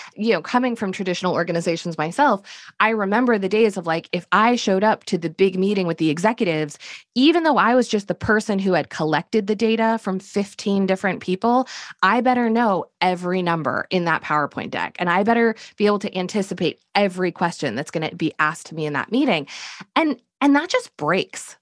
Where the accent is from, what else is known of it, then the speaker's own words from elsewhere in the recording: Connecticut, United States; also born or lived in Manhattan, New York; now in Durham, North Carolina, United States; I grew up in Connecticut and then I lived in Manhattan for a decade. And then we decamped to Durham, North Carolina about 10 years ago